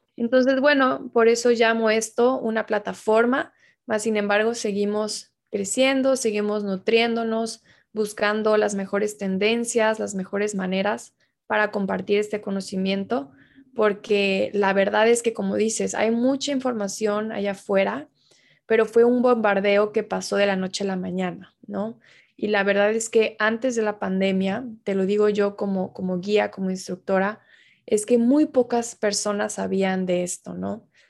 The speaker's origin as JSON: {"language": "Spanish", "region": "Tabasco", "country": "Mexico", "moved": "yes", "lives_now": "Mexico City, Mexico", "said": "yo soy originaria de Tabasco"}